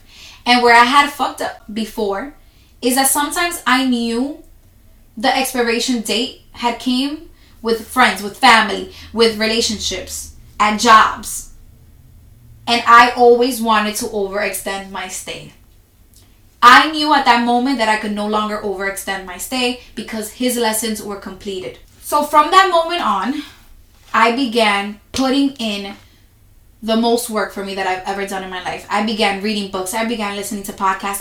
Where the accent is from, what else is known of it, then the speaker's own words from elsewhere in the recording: New York City, New York, United States; I'm from New York City